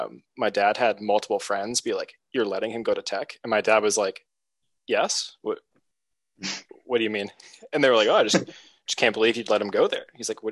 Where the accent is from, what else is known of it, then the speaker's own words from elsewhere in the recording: St. Simons Island, Georgia, United States; So I'm from St. Simon's Island, which, if you know anything about the University of Georgia, that is where everyone goes for Georgia Florida weekend.